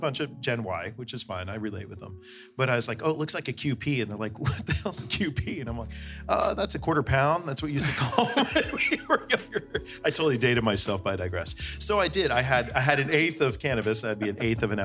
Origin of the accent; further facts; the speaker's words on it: Bay Area, California, United States; I grew up in the Bay Area